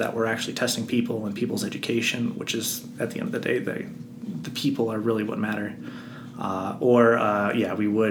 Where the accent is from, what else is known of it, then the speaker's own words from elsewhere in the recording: Flagstaff, Arizona, United States; moved away as an adult; also born or lived in Hawaii / Florida / Colorado; I grew up in this cold mountain town, and I hated the cold